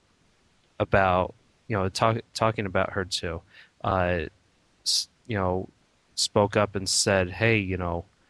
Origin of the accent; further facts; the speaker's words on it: United States; I'm basically an American mutt, Irish, Spanish, German